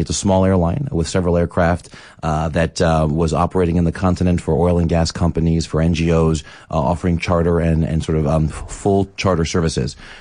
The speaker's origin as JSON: {"language": "English", "town": "Philadelphia", "region": "Pennsylvania", "country": "United States", "tie": "born or raised there", "also_born_or_lived": "Boston / New York", "moved": "as an adult", "lives_now": "Johannesburg, South Africa", "said": "my hometown."}